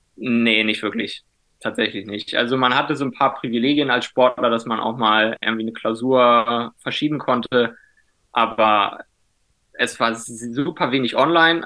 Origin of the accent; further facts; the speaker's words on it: Wingst, Lower Saxony, Germany; moved away; also born or lived in Spain; ursprünglich komme ich äh, aus dem Norden, ganz äh, in der Nähe von Cuxhaven, aus so einem kleinen Dorf namens Wingst. Äh, da bin ich aufgewachsen